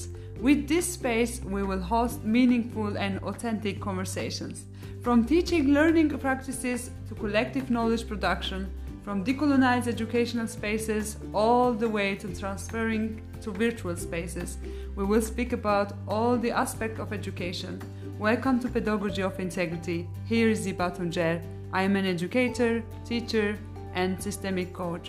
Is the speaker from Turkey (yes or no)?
yes; Eastern Anatolia, Turkey; English is a second language; moved away as an adult; now in Germany; I am born to a Kurdish family in Eastern Turkey, where the majority of the population are Kurdish